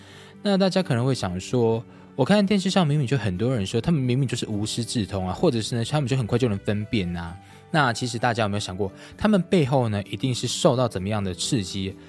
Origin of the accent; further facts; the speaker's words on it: Changhua County, Taiwan; 天光阁以前呢是在我的彰化老家。那佛像呢，其实也都是摆在我老家那一边。